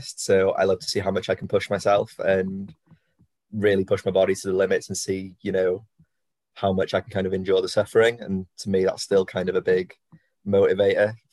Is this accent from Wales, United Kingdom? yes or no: yes; Anglesey, Wales, United Kingdom; growing up on Anglesey